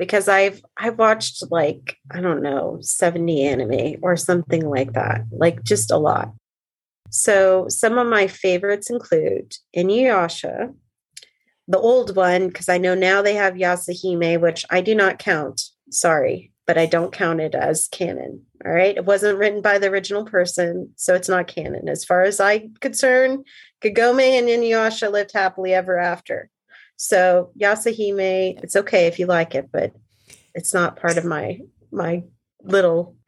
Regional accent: United States; as an American and Christian

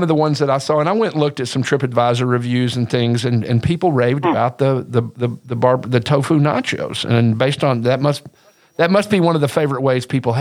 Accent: Arkansas, United States; I'm from Arkansas

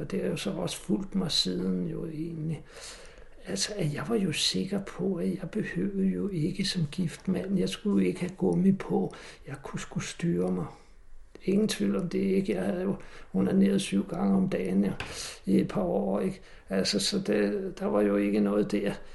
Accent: Næstved, Zealand, Denmark; Jeg kommer fra Næstved

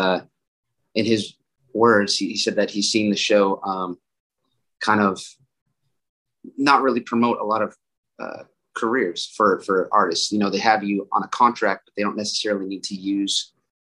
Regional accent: Worcester, Massachusetts, United States; moved away as an adult; now in Austin, United States; I'm from Worcester, Massachusetts. I had just moved to Austin, Texas

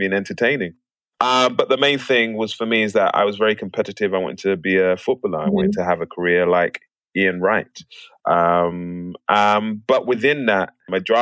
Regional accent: London, United Kingdom; moved away as an adult; now in United States; I grew up in Plaistow. I was born in Plaistow Hospital. It's not there anymore, but I'm a proper East Londoner.

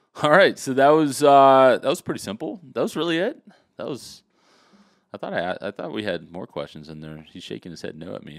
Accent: Los Angeles, California, United States; I was really born and raised in Los Angeles, California, well, actually Hollywood, California

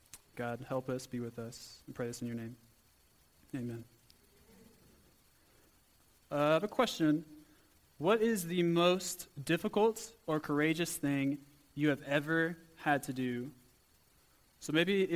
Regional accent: Port Lavaca, Texas, United States; moved away as an adult; now in South Africa; I'm actually from a small town called Port Lavaca, Texas. So a little small town, country boy at heart, moving here to South Africa

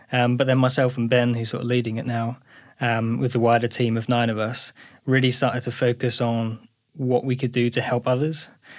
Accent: East of England, United Kingdom; I grew up in Essex.

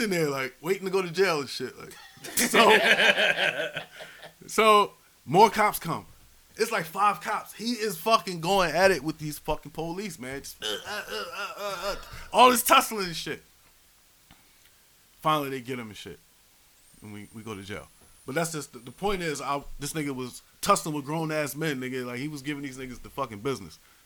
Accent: Philadelphia, Pennsylvania, United States; I'm from Philly, uptown, right by the Shelton-Montgomery border.

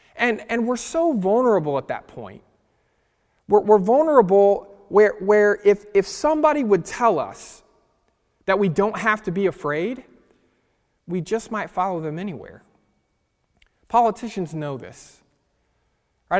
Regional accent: California, United States; I grew up in California

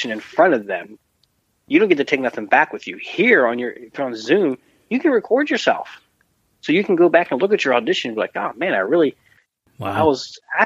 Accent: East Coast, United States; now in Los Angeles, United States; growing up on the East Coast in the cold weather

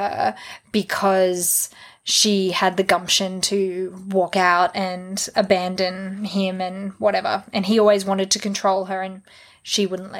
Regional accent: Australia; I am very Australian

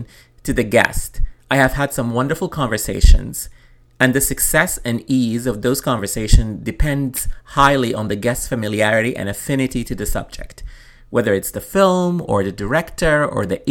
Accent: Khartoum, Sudan; my childhood growing up in Khartoum

